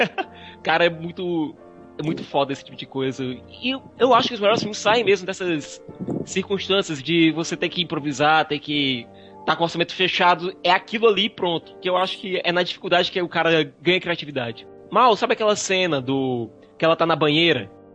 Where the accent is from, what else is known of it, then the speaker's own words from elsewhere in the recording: Brazil; eu sou brasileiro